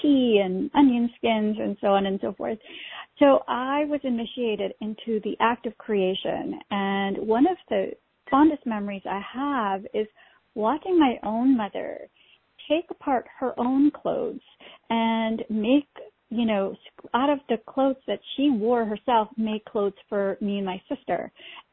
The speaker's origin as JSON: {"language": "English", "country": "Pakistan", "tie": "born or raised there", "moved": "yes", "lives_now": "United States", "said": "I was born in Pakistan"}